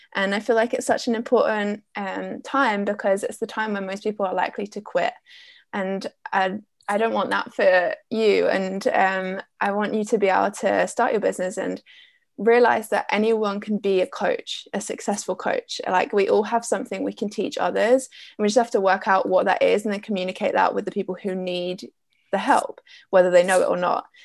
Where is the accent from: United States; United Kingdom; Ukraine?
United Kingdom; Essex, East of England; I'm from Essex in the UK